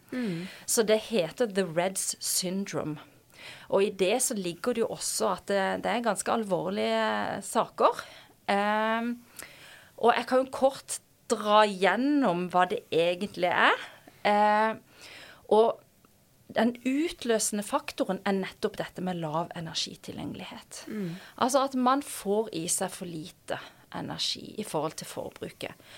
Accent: Kristiansand, Agder, Norway; moved away as an adult; also born or lived in Oslo; Før jeg da endte opp hjemme i Kristiansand.

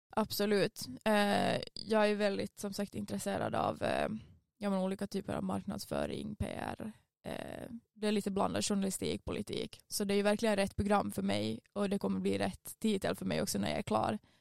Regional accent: Vaasa, Ostrobothnia, Finland; moved away as an adult; now in Umeå, Sweden; det jag hade tänkt plugga hemma i Finland

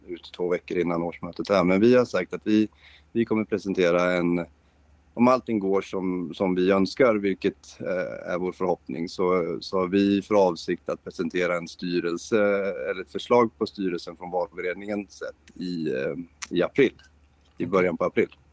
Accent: Linköping, Östergötland, Sweden; jag är född i Linköping

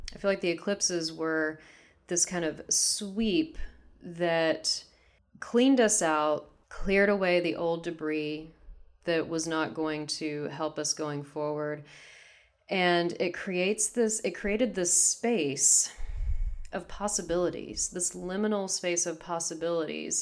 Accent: Texas, United States; moved away as an adult; now in Seattle, United States; I'm from Texas originally, so this is, uh, back in Texas. and I'm in Seattle currently

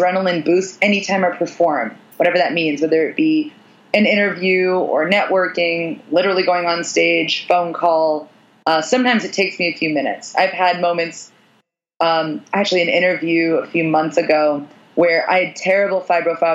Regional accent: New York, United States; I'm a New Yorker.

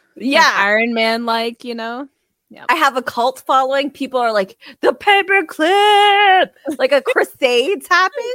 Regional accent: Canada; we're Canadian.

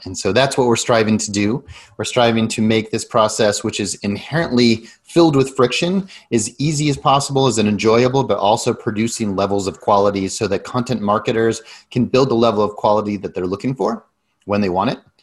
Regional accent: Denver, Colorado, United States; moved away as an adult; also born or lived in Silicon Valley; I grew up in Denver and then I left for about 20 years, went all around, spent a lot of that in Silicon Valley

